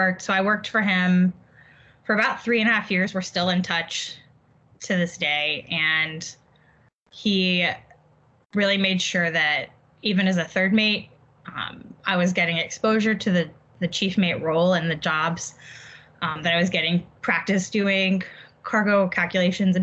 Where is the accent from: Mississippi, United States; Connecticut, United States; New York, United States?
Mississippi, United States; Mississippi Gulf Coast, United States; I grew up on the Mississippi Gulf Coast